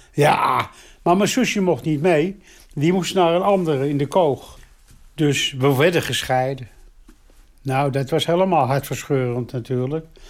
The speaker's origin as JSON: {"language": "Dutch", "town": "Amsterdam", "region": "North Holland", "country": "Netherlands", "tie": "born or raised there", "said": "Ik ben geboren in Amsterdam."}